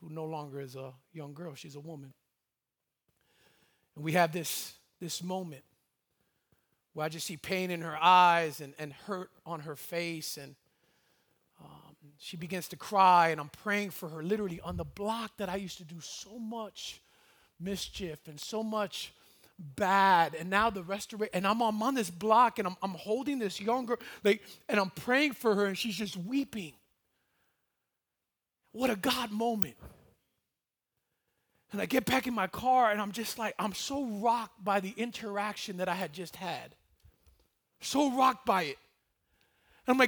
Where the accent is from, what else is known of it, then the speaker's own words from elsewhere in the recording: Miami, Florida, United States; moved away; I'm originally from Miami, Florida